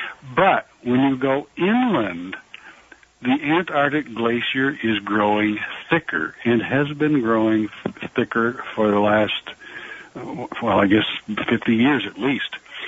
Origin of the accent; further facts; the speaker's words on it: Vermont, United States; I grew up in Vermont, so not too far away from you. And as I was growing up, there were absolutely no moose in Vermont